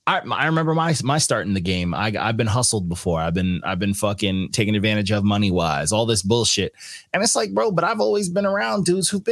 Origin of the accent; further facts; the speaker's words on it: New York City, New York, United States; I'm a New Yorker, so I lived it